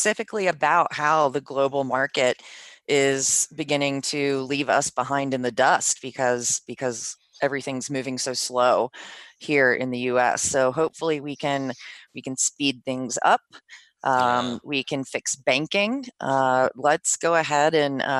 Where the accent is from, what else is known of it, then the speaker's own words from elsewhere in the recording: DC area, Maryland, United States; moved away; I was from the East Coast in Maryland, DC area